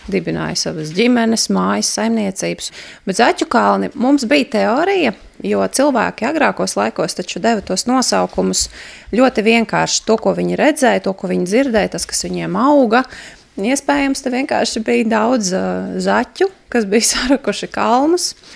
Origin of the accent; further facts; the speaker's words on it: Riga, Latvia; moved away as an adult; also born or lived in Ropaži Municipality; now in Ropaži, Latvia; es esmu dzimusi augus Rīgā.